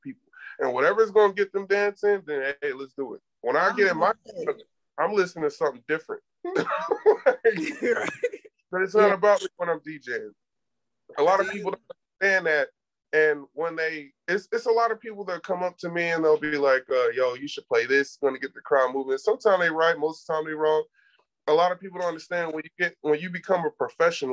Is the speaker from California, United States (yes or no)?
no; Atlanta, Georgia, United States; moved away as an adult; now in San Antonio, United States; I grew up in Atlanta.